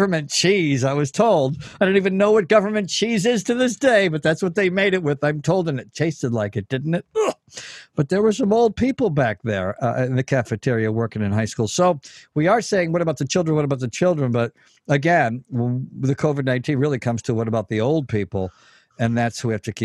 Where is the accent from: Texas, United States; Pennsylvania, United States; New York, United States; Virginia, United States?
New York, United States; Elmira; my hometown, Elmira, New York, population approximately 32,000